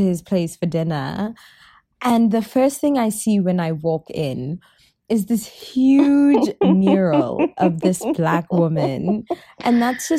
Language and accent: English; South Africa; moved away; I'm South African